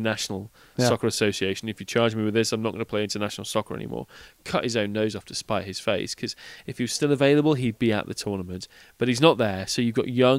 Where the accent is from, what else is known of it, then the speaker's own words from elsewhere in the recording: England, United Kingdom; as an Englishman